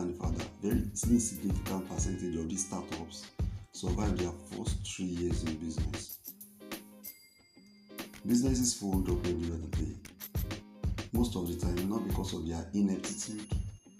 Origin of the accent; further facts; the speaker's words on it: Nigeria; I'm a Nigerian by birth